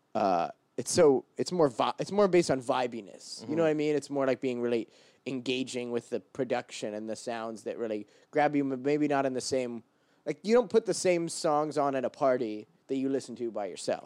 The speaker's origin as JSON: {"language": "English", "town": "Portland", "region": "Oregon", "country": "United States", "moved": "as an adult", "lives_now": "New York City, United States", "said": "I'm from Portland, Oregon"}